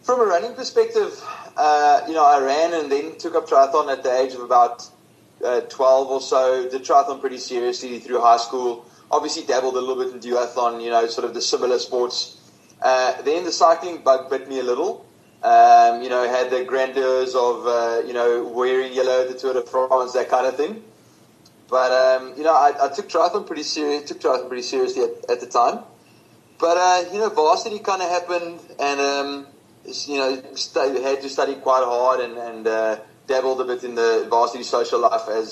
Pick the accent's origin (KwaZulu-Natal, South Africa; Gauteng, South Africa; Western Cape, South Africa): Western Cape, South Africa; Stellenbosch; growing up in Stellenbosch